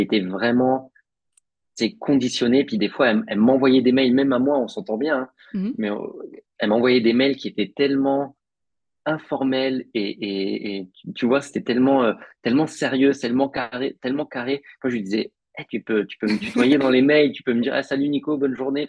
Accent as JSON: {"language": "French", "area": "Picardy", "region": "Hauts-de-France", "country": "France", "tie": "born or raised there", "also_born_or_lived": "Paris", "moved": "as an adult", "lives_now": "Montreal, Canada", "said": "moi je suis originaire de Picardie"}